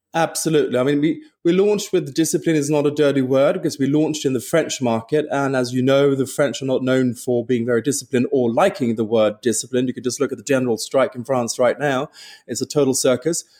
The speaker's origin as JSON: {"language": "English", "town": "Stockholm", "region": "Stockholm County", "country": "Sweden", "also_born_or_lived": "London / Paris", "moved": "yes", "said": "I'm from Stockholm"}